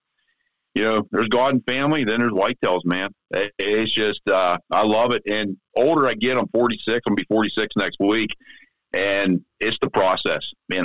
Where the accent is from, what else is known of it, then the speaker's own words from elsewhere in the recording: Pennsylvania, United States; I'm from Southwest PA. I work for Westinghouse Nuclear Fuel, union gig.